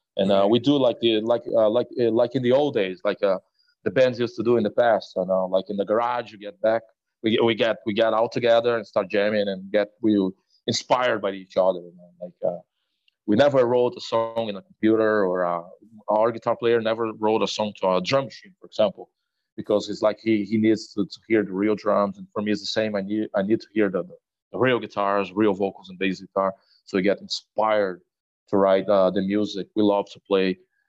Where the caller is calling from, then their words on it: Brazil; I play drums for the death metal trio …, and I am talking from Brazil right now.